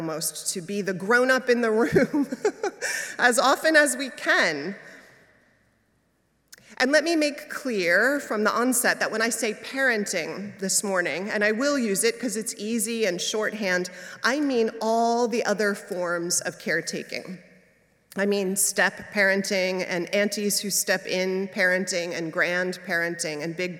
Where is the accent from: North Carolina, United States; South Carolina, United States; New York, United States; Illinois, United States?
New York, United States; now in San Francisco, United States; as a New Yorker